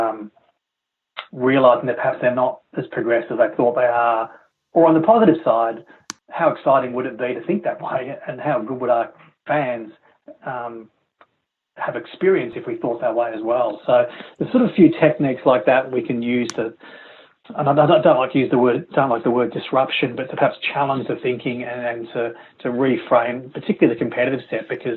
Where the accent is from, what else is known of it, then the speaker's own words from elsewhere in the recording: Melbourne, Victoria, Australia; my hometown in Melbourne